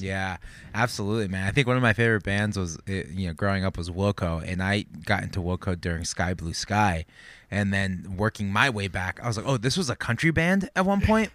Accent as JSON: {"language": "English", "town": "Santa Barbara", "region": "California", "country": "United States", "tie": "born or raised there", "said": "born and raised in Santa Barbara"}